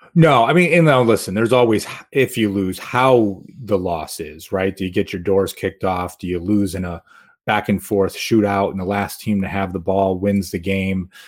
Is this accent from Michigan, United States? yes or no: no; Rochester, New York, United States; now in Albany, United States; as a kid growing up in Rochester, not far from Lake Ontario